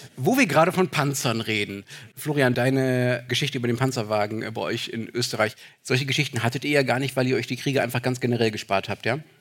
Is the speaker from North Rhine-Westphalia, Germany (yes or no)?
yes; Dortmund, North Rhine-Westphalia, Germany; in meiner Heimatstadt